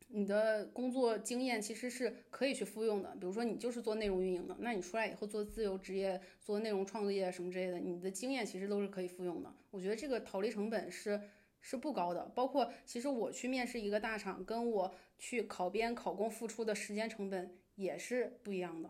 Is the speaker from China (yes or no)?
yes; Beijing, China; 我在北京长大